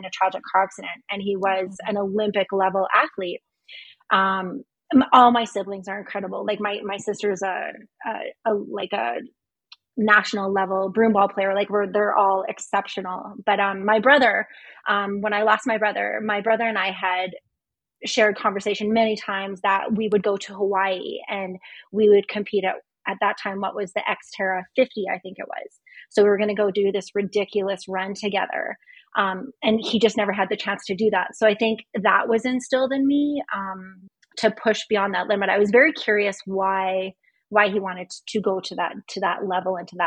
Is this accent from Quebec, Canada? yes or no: no; North Battleford, Saskatchewan, Canada; moved away as an adult; also born or lived in Lethbridge, Alberta; now in Calgary, Canada; I'm originally from North Battleford, Saskatchewan. I was born and raised there.